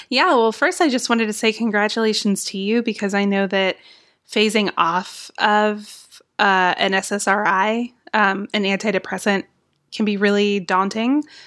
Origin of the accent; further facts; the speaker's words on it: Texas, United States; now in Georgia, United States; I grew up in Texas